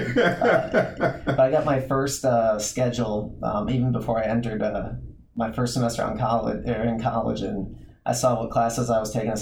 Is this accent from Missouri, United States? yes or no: yes; St. Louis, Missouri, United States; moved away; I'm originally from the Midwest. I'm a St. Louis guy, and grew up playing all different kinds of sports